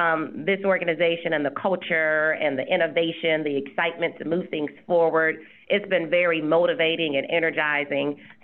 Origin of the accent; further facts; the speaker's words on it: Ohio, United States; moved away as an adult; also born or lived in Minnesota; now in Houston, United States; I was raised in Ohio, and I went to nursing school after graduating at The Ohio State University, so I am a Buckeye